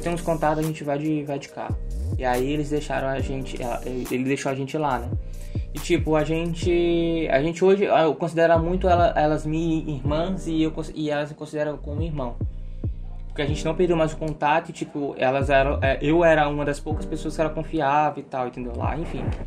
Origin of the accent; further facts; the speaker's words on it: Brazil; eu sou brasileiro